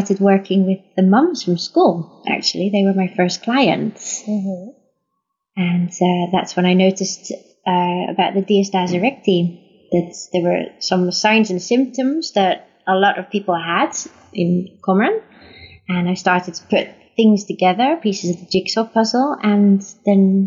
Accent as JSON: {"language": "English", "town": "Liverpool", "region": "North West England", "country": "United Kingdom", "tie": "born or raised there", "moved": "yes", "lives_now": "Netherlands", "said": "I was born in Liverpool in England"}